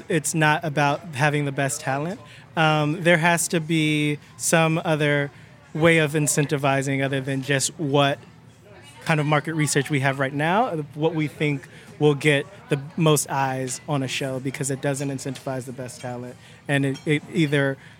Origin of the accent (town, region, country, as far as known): Cleveland, Ohio, United States; born or raised there